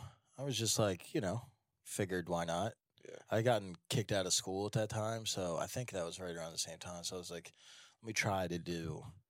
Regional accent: Glenside, Pennsylvania, United States; I am from Glenside area, Glenside, Jenkintown area.

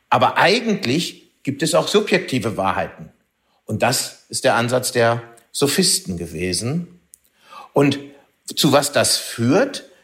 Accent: Düsseldorf, North Rhine-Westphalia, Germany; als Düsseldorfer muss ich auch Heinrich Heine nennen.

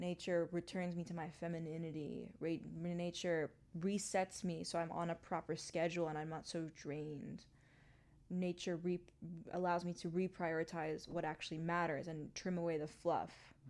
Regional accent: New York City, New York, United States; also born or lived in Hong Kong / Mumbai / London; now in Los Angeles, United States; because I grew up in New York City, like in the heart of Manhattan. My family then moved to Hong Kong, Mumbai, London. I've only known cities.

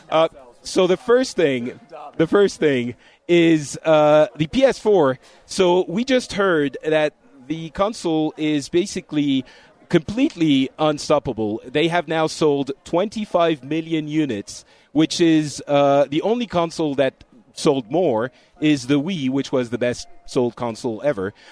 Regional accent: Florida, United States; I'm from Florida

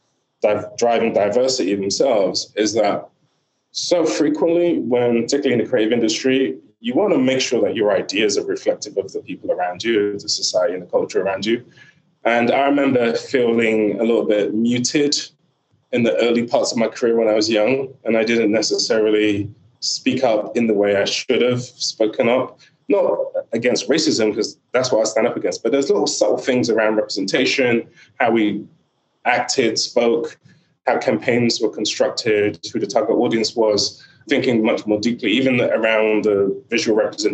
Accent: Nigeria; a Nigerian dad

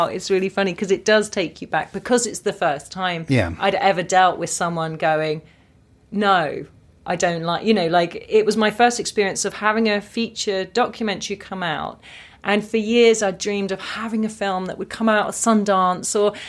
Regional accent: Watford, East of England, United Kingdom; born or raised there

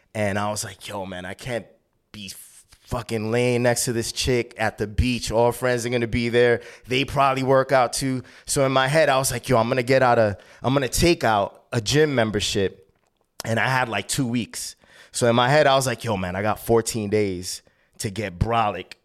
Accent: New York City, New York, United States; also born or lived in Bristol, Connecticut; I was born in seventy-two and my parents immigrated there from Columbia

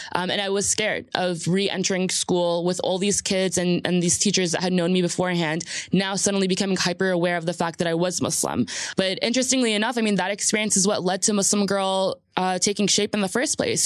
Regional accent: New Jersey, United States; also born or lived in Jordan; I'm a Jersey girl straight through. You know, there's a lot of connotation for that, what that means, you know, growing up on the Jersey shore

